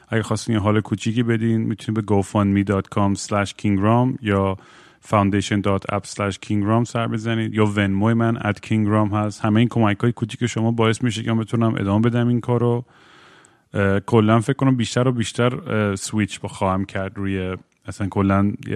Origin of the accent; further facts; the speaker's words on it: United States; moved away; چون شاید تو ایتیز اونجا بزرگ شدم